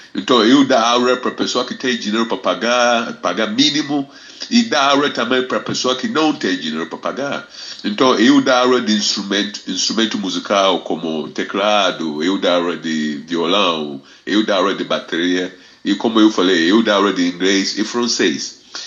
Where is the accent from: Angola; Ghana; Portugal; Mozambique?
Ghana; Portuguese is a second language; moved away as an adult; now in Rio de Janeiro, Brazil; nasceu na Ghana, Republic of Ghana, lá na West Africa. Mas na verdade eu sou carioca da Clara, porque eu vivo mais no Brasil, eu vivo mais no Rio de Janeiro que eu vivi em Ghana. É claro que eu cresci em Ghana